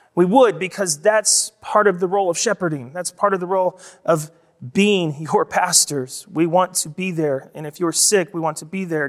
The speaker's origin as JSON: {"language": "English", "country": "United States", "said": "we, specifically as American Christians"}